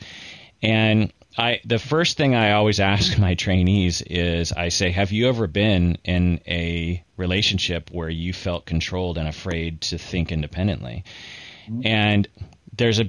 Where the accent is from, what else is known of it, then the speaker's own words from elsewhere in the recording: United States; also born or lived in Seattle; as an American